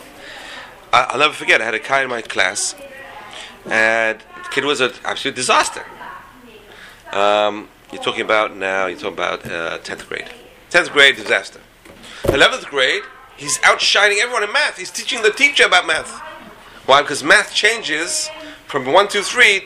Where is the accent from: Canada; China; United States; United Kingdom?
United Kingdom; England; moved away; I grew up in England